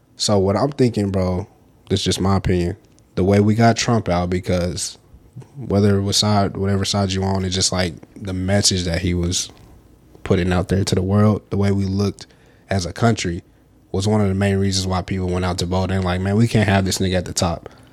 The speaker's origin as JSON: {"language": "English", "region": "the South", "country": "United States", "said": "we from the South"}